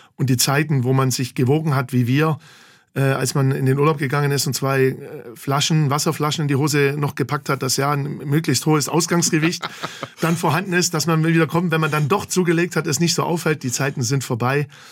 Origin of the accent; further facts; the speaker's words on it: Gingen an der Brenz, Baden-Württemberg, Germany; also born or lived in Heidenheim; now in Bachhagel, Germany; Nicht direkt in Heidenheim, sondern in Gingen an der Brenz, unweit von Heidenheim. Da bin ich groß geworden, da bin ich zur Schule gegangen.